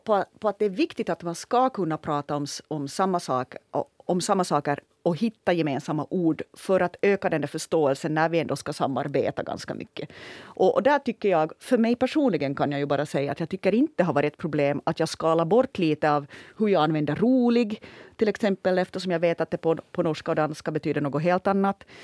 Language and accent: Swedish; Ostrobothnia, Finland; accent: Ostrobothnian; jag kommer från Österbotten mm. att jag hade nog en stor fördel i att, att den, min österbottniska dialekt